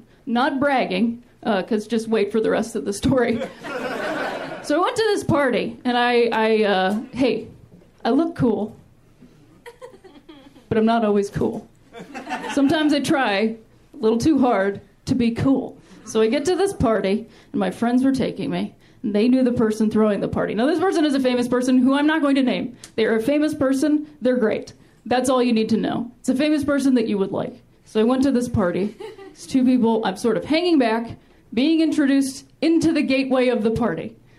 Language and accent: English; Ohio, United States; I am from Ohio, I want to share that with you guys. What we do in that state, not a lot of people have been to Ohio, it's not a big tourism place.